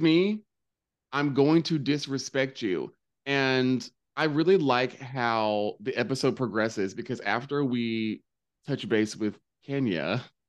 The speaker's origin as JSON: {"language": "English", "region": "the South", "country": "United States", "tie": "born or raised there", "said": "I grew up in the South. I'm made in the South."}